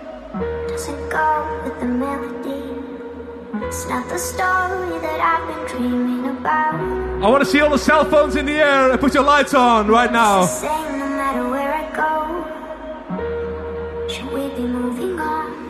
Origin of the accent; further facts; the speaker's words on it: Breda, North Brabant, Netherlands; my hometown in Breda.